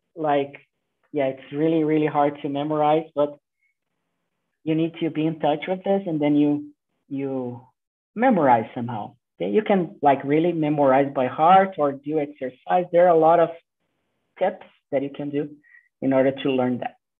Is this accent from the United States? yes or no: no; Brazil; first language Portuguese; English is a second language; we speak Portuguese